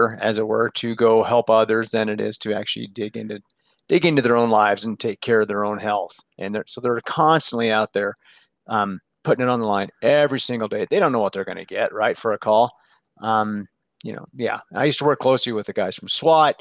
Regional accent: Denver, Colorado, United States; also born or lived in Boulder, Colorado / San Diego / Tahoe; So born in Boulder, Colorado, literally just born there and then went home later that day. Grew up in Denver

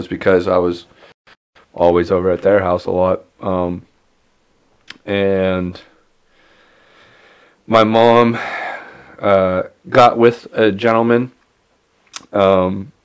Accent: Franklin, Pennsylvania, United States; I'm originally from here. I was born in Franklin

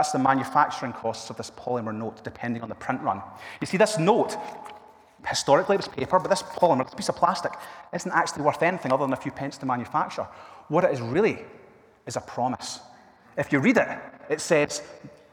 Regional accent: Argyll, Scotland, United Kingdom; also born or lived in Milngavie; I grew up in Argyll with my wife, Fiona, and this is close to where we grew up

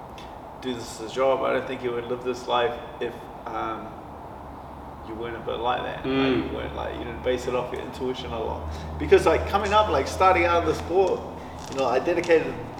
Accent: Auckland, New Zealand; I grew up like central Auckland, like Mount Roskill

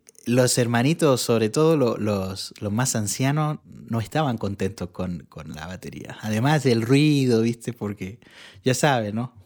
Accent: Santiago, Santiago Metropolitan Region, Chile; soy chileno. Eh, nací en Santiago de Chile y bueno, desde desde que, yo tengo uso de razón, mi mamá iba a la iglesia. Y entonces siempre mi, niñez es recordar la iglesia.

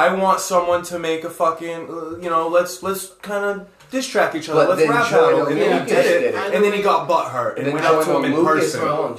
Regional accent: Massachusetts, United States; I am born and raised in Mass

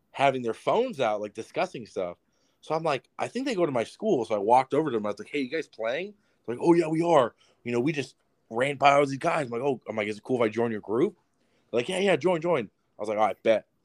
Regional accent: Yucaipa, California, United States; the goal is to get to the Boulevard because that's like the biggest uh, street in uh, my hometown is called Yucaipa.

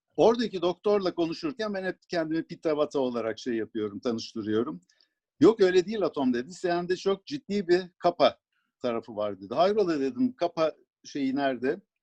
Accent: Sivas, Sivas Province, Turkey; moved away; also born or lived in Ankara; 1949 ee, yılında ben e, Sivas'ta doğmuşum. Bütün ailem Sivaslı.

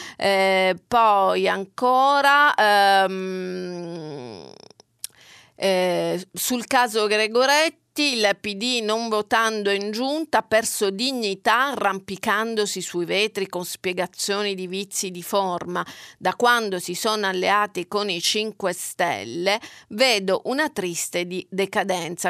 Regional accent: Catania, Sicily, Italy; moved away; io vengo da Catania, dalla Sicilia

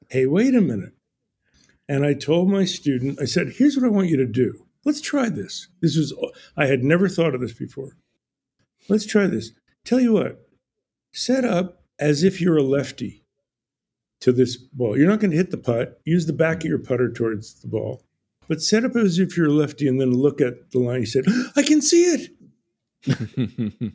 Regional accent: New Jersey, United States; now in Ojai, United States; I grew up in New Jersey

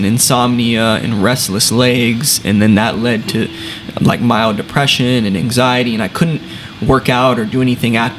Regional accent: San Antonio, Texas, United States; I was born and raised here in San Antonio as well.

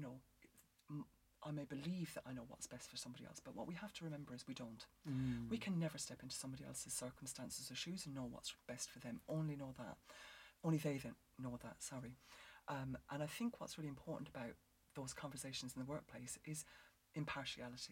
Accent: Ireland; because I'm Irish

